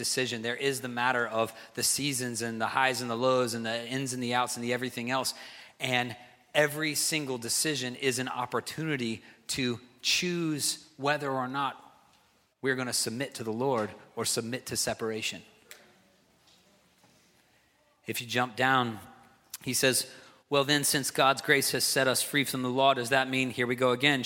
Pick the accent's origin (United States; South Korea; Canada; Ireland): United States; the South; now in New England, United States; I'm from the South